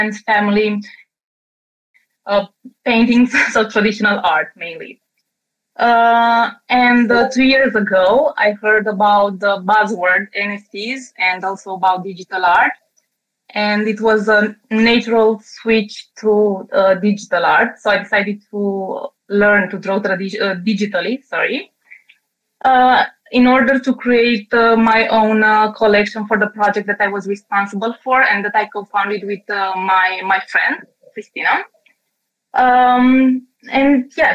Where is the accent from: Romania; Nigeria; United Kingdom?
Romania; I'm from Romania.